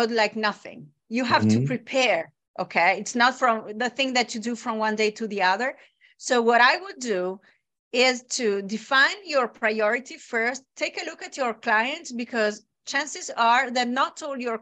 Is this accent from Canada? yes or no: no; Bologna, Emilia-Romagna, Italy; my hometown, Bologna.